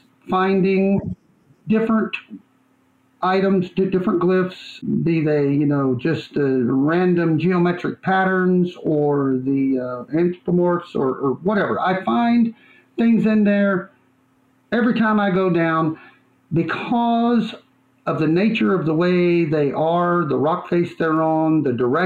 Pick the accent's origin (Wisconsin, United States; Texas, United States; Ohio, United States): Texas, United States; West; now in Ridgecrest, United States; I grew up in West Texas, right on the border, about 3 hours south of El Paso, gateway into the Big Bend National Park